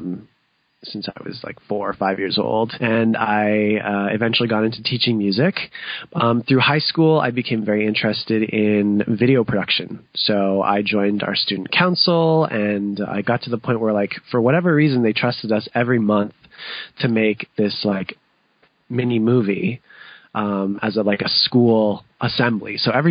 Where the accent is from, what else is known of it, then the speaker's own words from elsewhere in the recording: London, Ontario, Canada; my family, we actually acquired a music school in London, which is my hometown